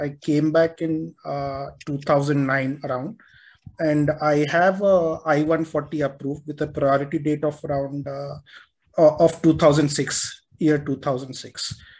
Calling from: India; also born or lived in United States; I'm calling from India.

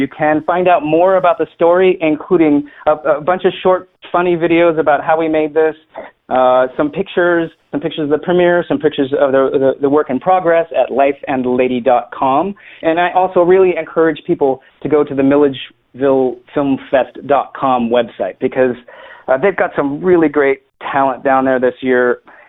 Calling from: San Francisco Bay Area, California, United States; particularly here where I'm calling from the San Francisco Bay Area.

